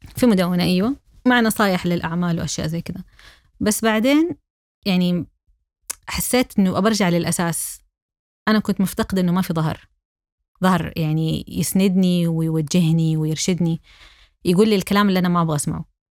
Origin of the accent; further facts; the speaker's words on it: Saudi Arabia; أنا سعودية